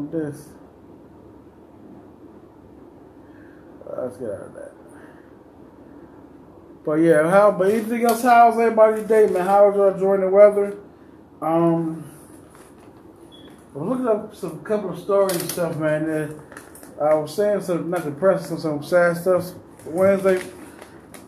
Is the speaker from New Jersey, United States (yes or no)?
no; Cleveland, Ohio, United States; I'm from Cleveland, Ohio